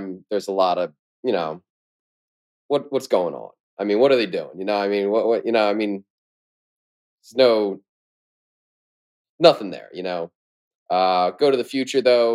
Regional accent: United States; I'm American

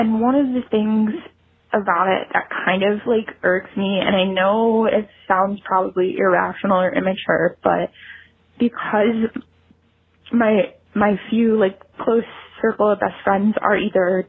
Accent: Cleveland, Ohio, United States; My hometown is Cleveland

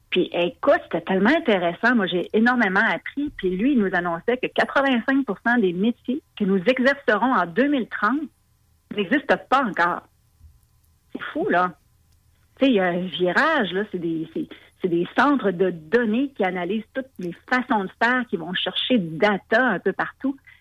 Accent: Lévis, Quebec, Canada; chez nous à Lévis

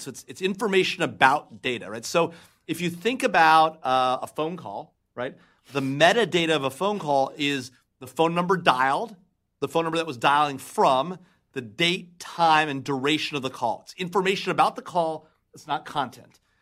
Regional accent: Los Angeles, California, United States; I'm from L A.

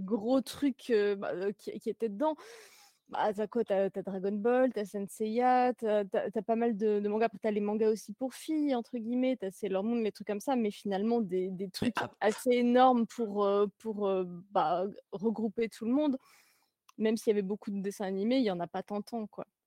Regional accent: Jura, Bourgogne-Franche-Comté, France; j'habite dans, dans, la montagne de la Jura

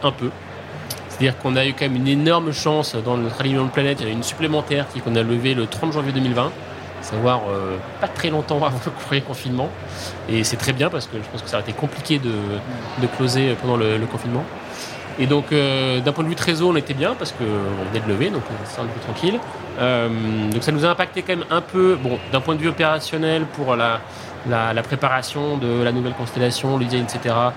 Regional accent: Haute-Savoie, near Annecy, Auvergne-Rhône-Alpes, France; also born or lived in Nancy; j'ai atterri dans les Alpes, en fait, qui est plutôt en fait là où j'ai grandi, en Haute-Savoie, dans un petit

